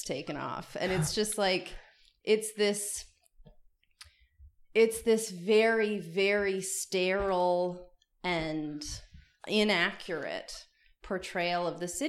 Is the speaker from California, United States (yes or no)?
yes; Los Angeles, California, United States; I grew up here. So I've lived in LA for 22 years